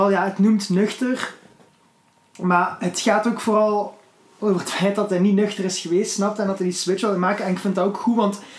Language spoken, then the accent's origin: Dutch; Flanders, Belgium; Als Vlamingen zetten hun woorden inderdaad soms anders.